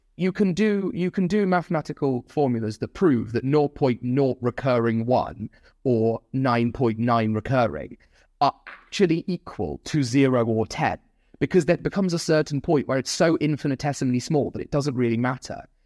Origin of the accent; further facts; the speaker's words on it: Nottingham, East Midlands, United Kingdom; the hometown of Nottingham.